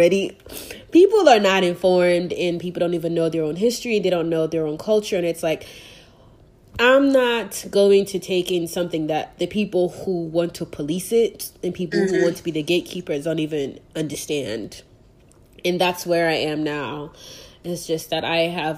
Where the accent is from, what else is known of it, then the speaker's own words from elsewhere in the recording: Nigeria; now in Texas, United States; as a Nigerian, I know what that means culturally